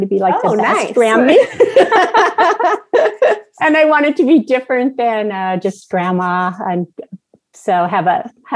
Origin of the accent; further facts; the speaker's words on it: Southern California, United States; moved away; I was born and raised in Southern California, grew up there and lived there all of my life and through most of my marriage